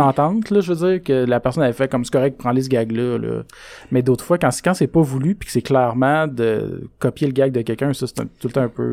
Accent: Roberval, Quebec, Canada; rien qu'à Robertval, nous autres, on avait quatre écoles primaires

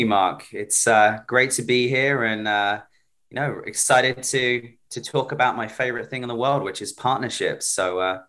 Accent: United Kingdom; now in New York, United States; But originally from the UK, moved over here to New York about 7 years ago now.

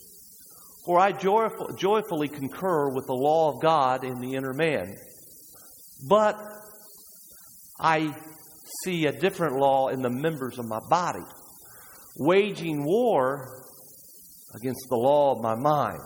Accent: United States; we as Americans

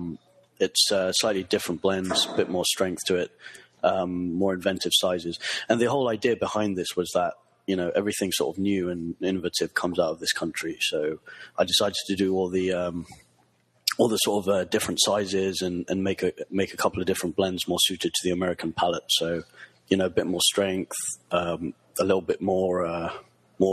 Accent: London, United Kingdom; I'm from London.

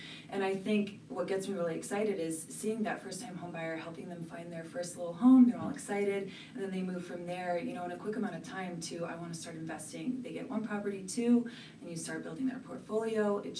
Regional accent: Gorham, Maine, United States; So I'm from Gorham, Maine, originally.

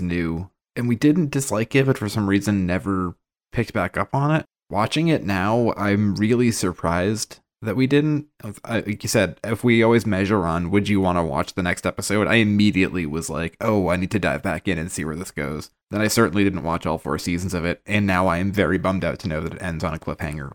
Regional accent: Boston, Massachusetts, United States; being from the Northeast, right? We're from Boston, all of us

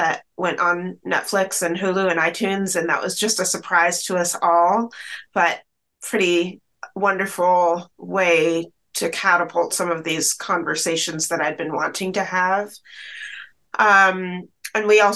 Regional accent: Bellingham, Washington, United States; also born or lived in Chattanooga, Tennessee; adopted across the country to Washington State, where I grew up in this beautiful, idyllic small town of Bellingham, Washington

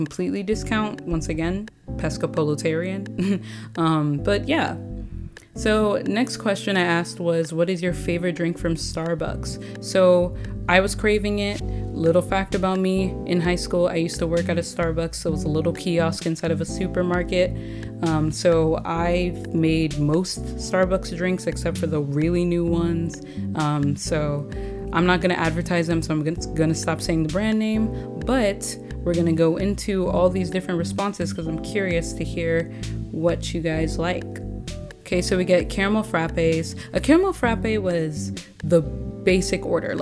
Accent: Nigeria; I'm Nigerian

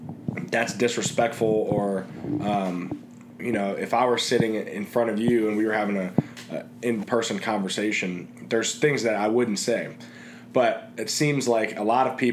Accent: Cincinnati, Ohio, United States; moved away as an adult; also born or lived in Indianapolis, Indiana; I've thoroughly enjoyed growing up in Cincinnati and have very fond memories

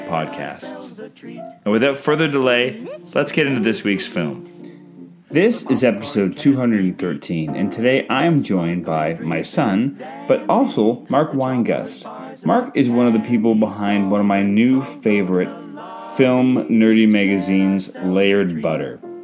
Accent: Canada; I'm Canadian filmmaker

